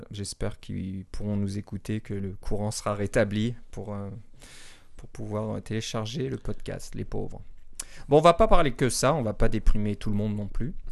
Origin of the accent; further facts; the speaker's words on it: Toronto, Ontario, Canada; born there; Mon Québec n'est pas natal, malheureusement.